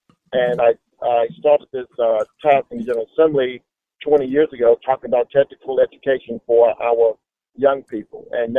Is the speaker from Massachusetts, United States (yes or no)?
no; Savannah, Georgia, United States; a young person growing up in Savannah, there was not a better city I could have grown up in. It's a beautiful place. Lived on the east side of Savannah. Grew up on Henry Street.